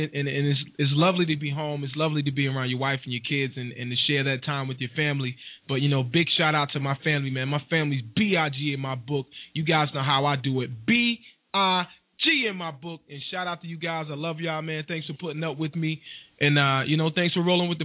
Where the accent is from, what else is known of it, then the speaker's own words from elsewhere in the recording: Wilson, North Carolina, United States; moved away; also born or lived in Newark, New Jersey / Spartanburg, South Carolina / Cordele, Georgia / Atlanta, Georgia; I'm originally from Wilson, North Carolina